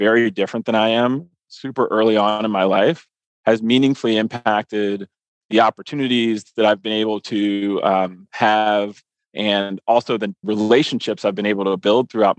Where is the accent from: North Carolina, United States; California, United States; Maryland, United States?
Maryland, United States; Columbia; moved away; I grew up in Columbia, Maryland